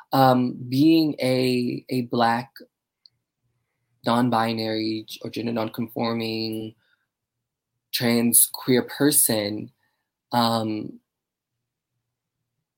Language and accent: English; Baltimore, Maryland, United States; now in New York, United States; I'm originally from Baltimore, Maryland, and I love Baltimore